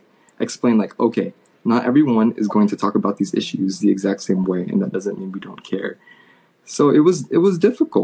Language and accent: English; Anaheim, California, United States; moved away as an adult; also born or lived in New York; I grew up in Anaheim. You know, went to Loera High School